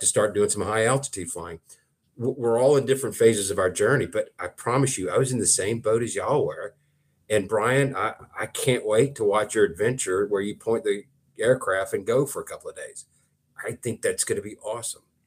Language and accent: English; Thomaston, United States; moved away; my hometown of Thomaston